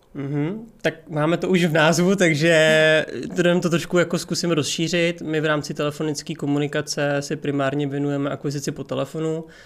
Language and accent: Czech; Prague, Czechia; tak jsem z Prahy, narodil jsem se v Praze, žiju celý život v Praze.